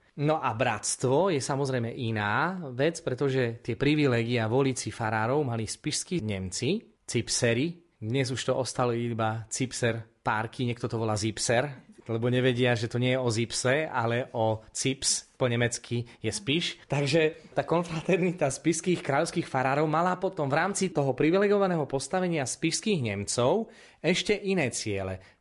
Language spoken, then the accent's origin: Slovak; Prešov Region, Slovakia; u nás na Spiši